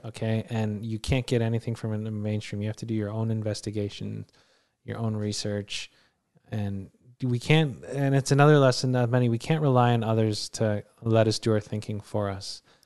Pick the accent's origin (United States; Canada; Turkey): Canada; we're Canadian citizens